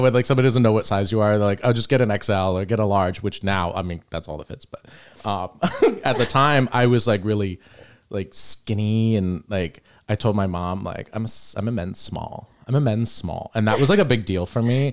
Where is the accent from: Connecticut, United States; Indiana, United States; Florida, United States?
Florida, United States; St. Petersburg; we grew up in Old Northeast